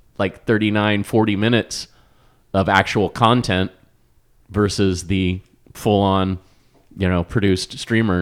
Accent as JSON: {"language": "English", "town": "Wichita", "region": "Kansas", "country": "United States", "tie": "born or raised there", "said": "I grew up in Wichita"}